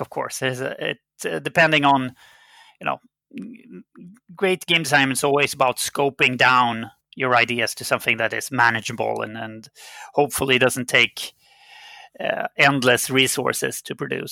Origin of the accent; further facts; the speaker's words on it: Sweden; first language Swedish; English is a second language; I'm a Swedish citizen, so my native language was Swedish